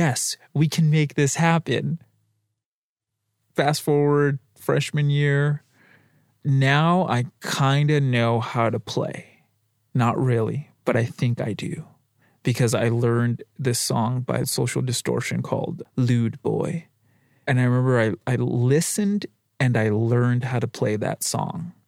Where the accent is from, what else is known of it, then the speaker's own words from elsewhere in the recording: La Puente, California, United States; I grew up in La Puente, California, off of Zenith and Gemini